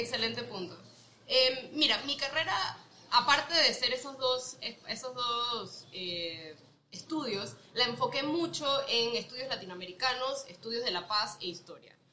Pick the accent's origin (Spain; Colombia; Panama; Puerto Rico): Panama; moved away as an adult; also born or lived in United States; Soy panameña, eh, nací aquí toda mi vida, de ahí me fui a estudiar ciencias políticas a Estados Unidos